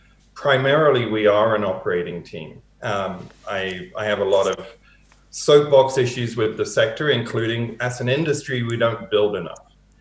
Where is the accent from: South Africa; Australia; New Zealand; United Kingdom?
United Kingdom; East of England; accent: Hertfordshire; moved away as an adult; now in Canada; I've had almost half my life in Canada, having been born and raised in the UK. So I moved over here in 1997.